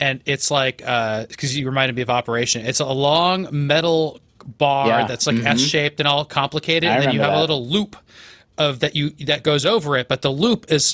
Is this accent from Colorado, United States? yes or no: no; Iowa, United States; moved away; I grew up in Iowa